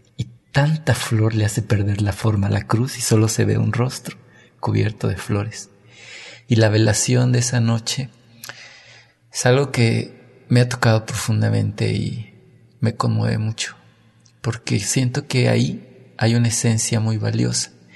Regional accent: San Juan del Río, Querétaro, Mexico; Yo nací en San Juan del Río, soy hijo de inmigrantes

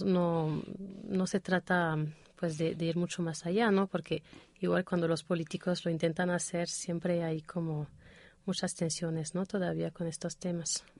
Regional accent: Toulouse, Occitania, France; Spanish is a second language; moved away as an adult; now in Mexico City, Mexico; yo nací en, ahí en el Océano Atlántico, pero ah, desde los cinco años he vivido en Toulouse

